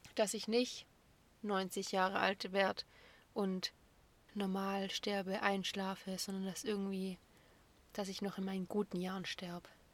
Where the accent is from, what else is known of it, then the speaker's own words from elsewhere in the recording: Böblingen, Baden-Württemberg, Germany; ich bin 1996 in Böblingen geboren